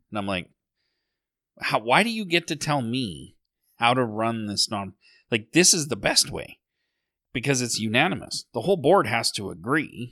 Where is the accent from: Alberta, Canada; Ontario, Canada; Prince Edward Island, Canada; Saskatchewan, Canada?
Alberta, Canada; Sylvan Lake; when I was growing up in Sylvan Lake